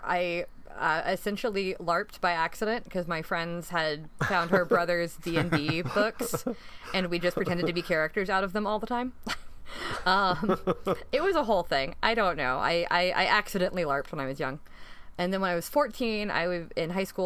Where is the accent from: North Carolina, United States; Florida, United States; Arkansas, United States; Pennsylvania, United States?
North Carolina, United States; moved away as an adult; also born or lived in Atlanta, Georgia; now in Delaware, United States; I grew up in North Carolina, but my parents are from Atlanta originally.